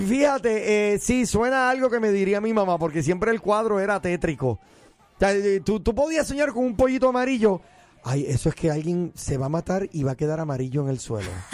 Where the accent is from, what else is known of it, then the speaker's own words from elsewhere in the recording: San Juan, Puerto Rico; moved away; Pero tú vas a mi tierra